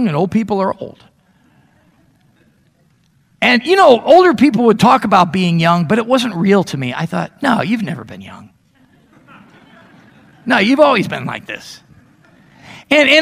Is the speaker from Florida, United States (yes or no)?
no; Chicago, Illinois, United States; now in Meridian, United States; I grew up in the Chicago area